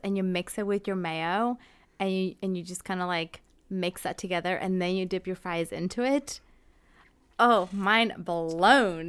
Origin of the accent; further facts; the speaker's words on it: Amazon region, Ecuador; now in Connecticut, United States; I grew up more on the Amazon side, so for me, it was, like, you know, hot and humid